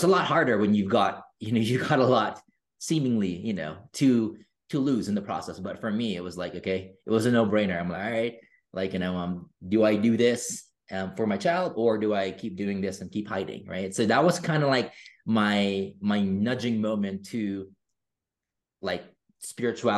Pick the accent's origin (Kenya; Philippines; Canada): Philippines; I grew up in the Philippines